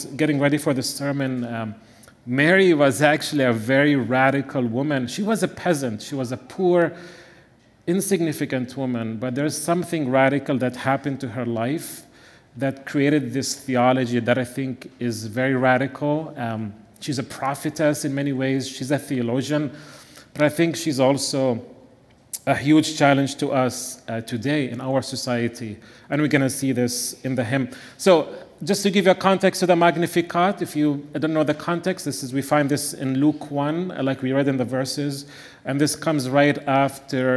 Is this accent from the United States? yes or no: no; Bethlehem, West Bank, Palestine; moved away; I also happen to be from the little town of Bethlehem